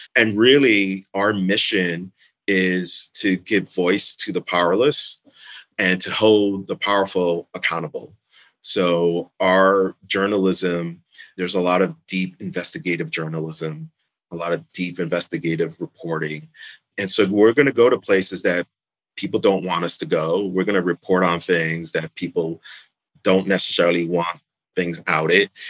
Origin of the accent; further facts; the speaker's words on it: New York City, New York, United States; moved away as an adult; now in Jersey City, United States; I'm from New York City, basically. And growing up in the city